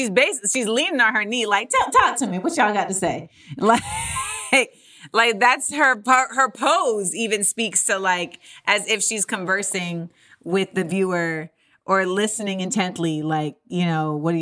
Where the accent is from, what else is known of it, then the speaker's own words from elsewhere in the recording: Orlando, Florida, United States; I grew up in Orlando, Florida